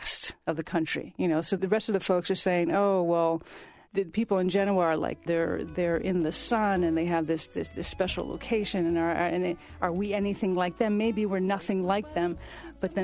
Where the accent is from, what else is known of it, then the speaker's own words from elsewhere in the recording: Toronto, Ontario, Canada; I'm a child of Italian immigrants, born and raised in Toronto